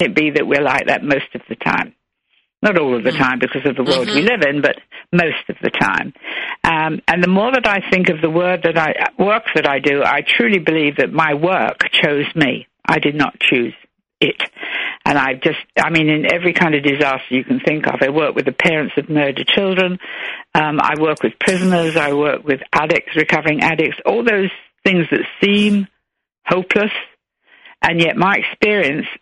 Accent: London, United Kingdom; moved away; I was raised in the London Blitzkrieg, and we were bombed out twice, almost a third time, and homeless

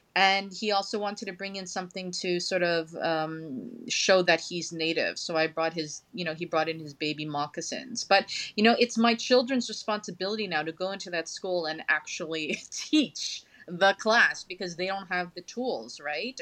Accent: Lac La Ronge, Saskatchewan, Canada; now in Montreal, Canada; I'm originally from Lac La Ronge, Saskatchewan

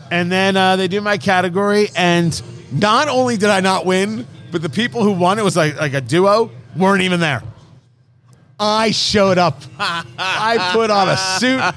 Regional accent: Michigan, United States; Oh, nothing good out of Michigan. Oh, I can't go there. It's, uh, it's my home state.

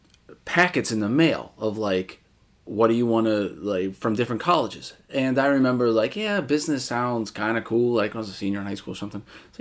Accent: Massachusetts, United States; So I was from Massachusetts and learned that she was from Connecticut.

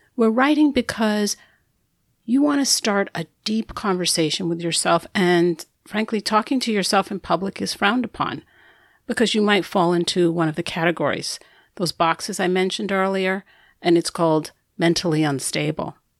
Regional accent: New York City, New York, United States; accent: New York; I'm a New Yorker there's an accent I'm supposed to have. Truthfully, I have it

